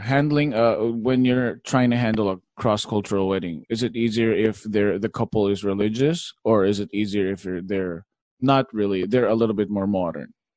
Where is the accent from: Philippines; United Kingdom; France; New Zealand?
Philippines; I'm Filipino.